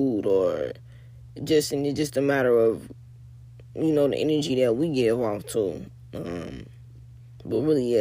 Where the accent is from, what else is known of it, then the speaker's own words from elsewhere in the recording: Chicago, Illinois, United States; I'm from Chicago